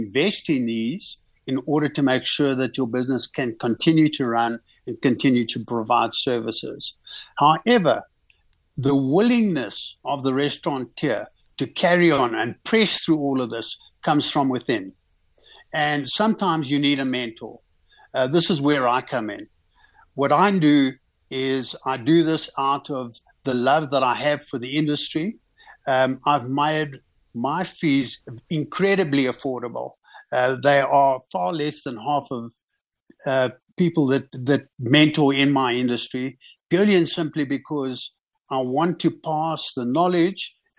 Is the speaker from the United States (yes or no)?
no; South Africa; one always, as a South African businessman, you make a plan.